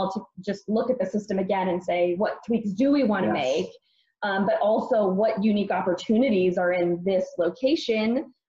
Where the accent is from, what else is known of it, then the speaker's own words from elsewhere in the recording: East Coast, United States; because we were in Arizona and I grew up on the East Coast and was kind of missing it.